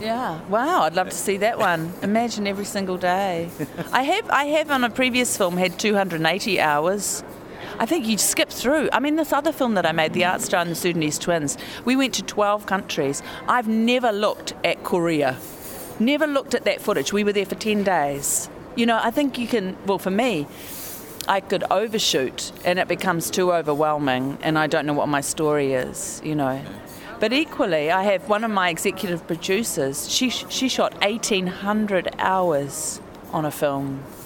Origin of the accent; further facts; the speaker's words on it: New Zealand; I am a New Zealander